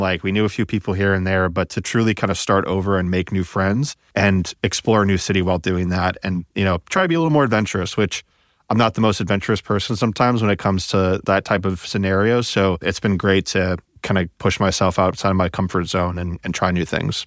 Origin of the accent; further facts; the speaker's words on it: Midwest, United States; also born or lived in Indianapolis; I'm from the Midwest